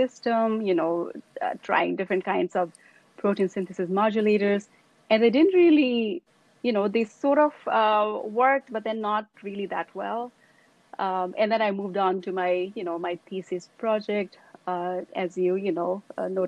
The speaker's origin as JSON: {"language": "English", "town": "Kathmandu", "region": "Bagmati", "country": "Nepal", "tie": "born or raised there", "moved": "as an adult", "lives_now": "United States", "said": "I grew up in Nepal, in Kathmandu, which is the capital city."}